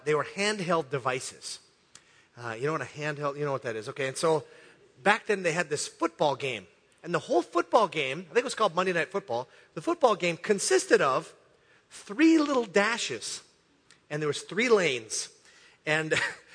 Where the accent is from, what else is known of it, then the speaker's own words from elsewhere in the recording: Hibbing, Minnesota, United States; St. Louis County Fair in my hometown, Hibbing, Minnesota